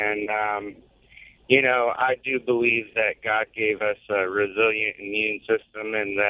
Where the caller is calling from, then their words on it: St. Augustine, Florida, United States; I'm actually in St. Augustine right now, but headed back towards Middleburg.